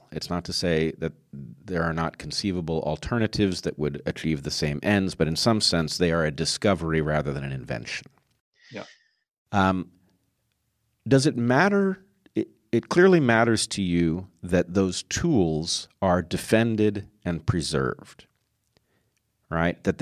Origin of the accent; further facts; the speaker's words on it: United States; I'm American